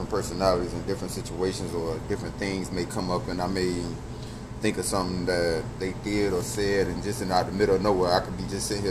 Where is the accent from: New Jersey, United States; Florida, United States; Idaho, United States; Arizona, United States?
Florida, United States; Miami; now in Atlanta, United States; born and raised in Miami, now residing in Atlanta, Georgia.